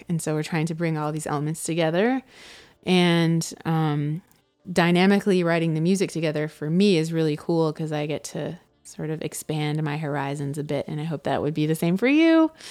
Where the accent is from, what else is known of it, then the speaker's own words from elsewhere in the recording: Atlanta, Georgia, United States; moved away; also born or lived in Brooklyn; when I was growing up in Atlanta